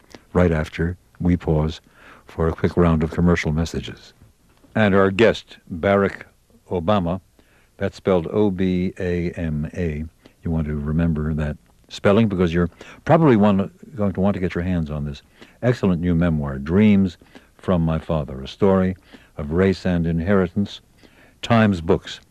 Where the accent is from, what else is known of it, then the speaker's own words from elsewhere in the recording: New York, United States; also born or lived in New Hampshire; now in Chicago, United States; I was raised in New York, then in various college towns around the country, 2 years in idyllic upper New Hampshire before coming 30 years ago to Chicago